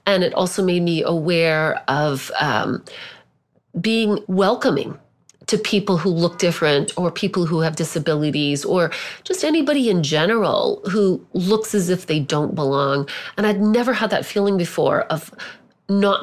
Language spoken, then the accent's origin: English; Southern Indiana, United States; moved away; growing up in Southern Indiana, where everybody was white